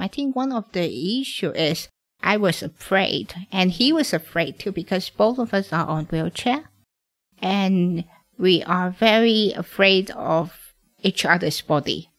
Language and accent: English; Hong Kong; I'm born and raised in Hong Kong.